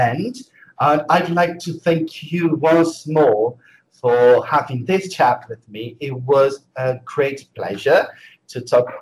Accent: United Kingdom; accent: British; my British accent

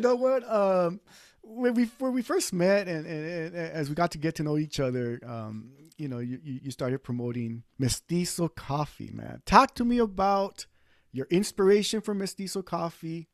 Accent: East Los Angeles, California, United States; now in Central Valley, United States; I was born and raised in East

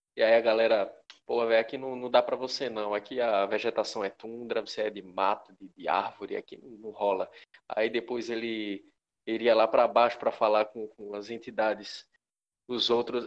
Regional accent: Pernambuco, Brazil; nós somos de Pernambuco.

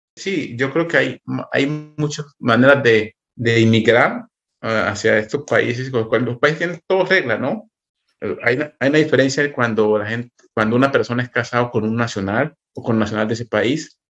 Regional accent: Chocó, Colombia; moved away as an adult; also born or lived in Quito / Bogotá; now in Berlin, Germany; yo soy del Chocó, vivíamos en Quito, en, entre Quito y Bogotá

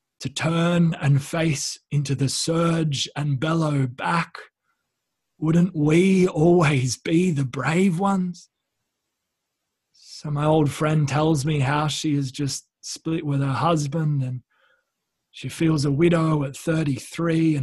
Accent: Wollongong, New South Wales, Australia; moved away; So up where I grew up in Sydney, or just below Sydney in Wollongong.

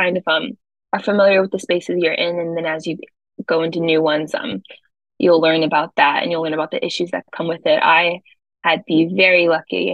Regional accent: Charlotte, North Carolina, United States; moved away as an adult; now in New York, United States; I originally come a lot further south. I'm from Charlotte, North Carolina

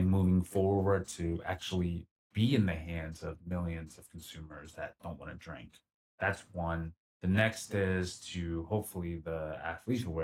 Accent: Philadelphia, Pennsylvania, United States; moved away as an adult; now in Los Angeles, United States; back in my hometown, our hometown, Philly

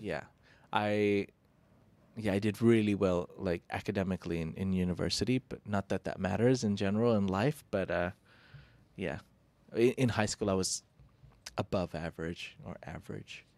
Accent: India

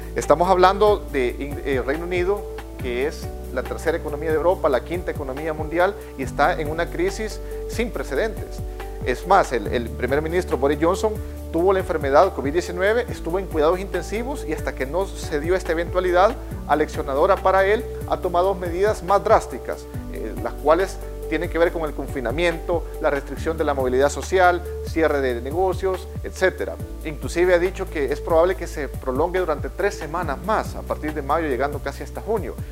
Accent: El Salvador; como salvadoreños

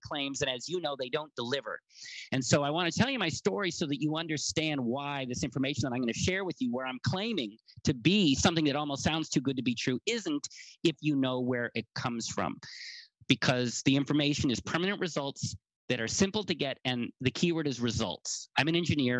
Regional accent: United States; I'm an American

